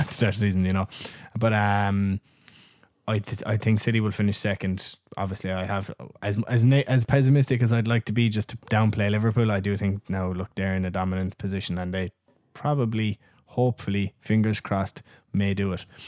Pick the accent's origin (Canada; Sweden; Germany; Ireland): Ireland; we're Irish